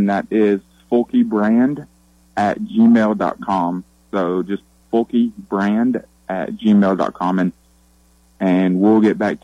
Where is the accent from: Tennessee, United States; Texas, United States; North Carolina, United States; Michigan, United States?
Tennessee, United States; Kingsport; I grew up in Kingsport, Tennessee, which is about an hour and a half from Knoxville.